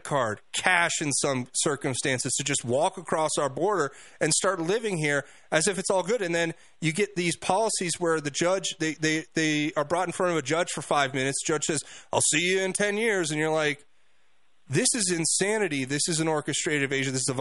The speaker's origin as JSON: {"language": "English", "region": "South Florida", "country": "United States", "tie": "born or raised there", "moved": "yes", "lives_now": "Colorado, United States", "said": "I grew up in South Florida"}